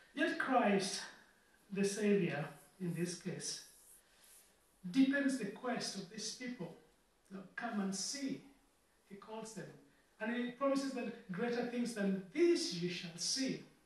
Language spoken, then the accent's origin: English; Kenya; also born or lived in Ghana / Oxford; now in Liverpool, United Kingdom; I had to go home just over a year ago, home being Kenya